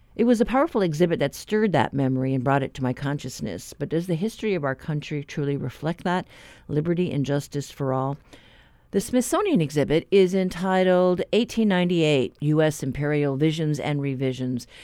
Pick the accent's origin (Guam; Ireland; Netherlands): Guam; I'm from Guam